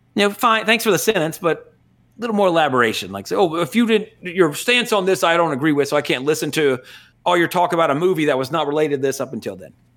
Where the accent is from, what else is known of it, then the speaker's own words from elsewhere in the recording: United States; as an American